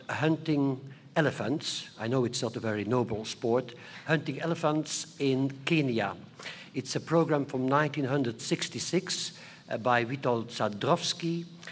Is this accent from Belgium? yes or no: yes; Flanders, Belgium; I'm also coming from a schizophrenic country, Belgium. We have two communities, the Flemish part. I am from the Flemish part.